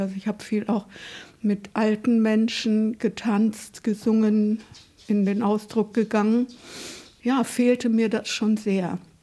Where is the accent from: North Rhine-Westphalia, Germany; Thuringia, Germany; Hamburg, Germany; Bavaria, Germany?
Bavaria, Germany; Nuremberg; moved away; ich bin in Nürnberg geboren und damals war das ja noch eine sehr zerbombte Stadt